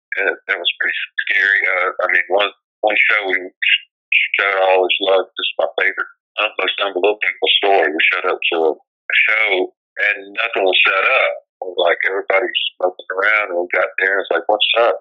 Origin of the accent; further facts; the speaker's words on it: South Carolina, United States; the county I grew up in South Carolina